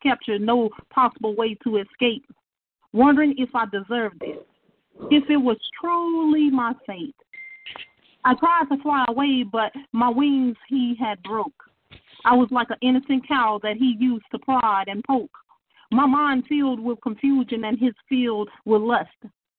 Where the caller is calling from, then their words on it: Shreveport, Louisiana, United States; Yes, I'm calling from Shreveport, Louisiana.